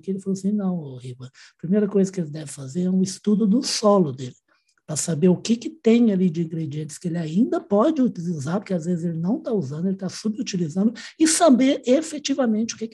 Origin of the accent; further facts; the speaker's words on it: Minas Gerais, Brazil; eu já sou mineiro